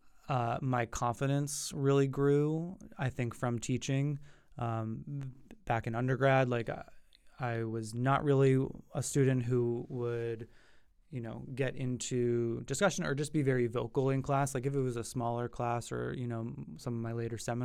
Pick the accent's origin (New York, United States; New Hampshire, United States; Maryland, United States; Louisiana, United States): New Hampshire, United States; moved away as an adult; now in Boston, United States; I'm from New Hampshire, as I mentioned earlier. You know, New Hampshire is a really beautiful state, and I was lucky to grow up with family that had, you know, a house on the lake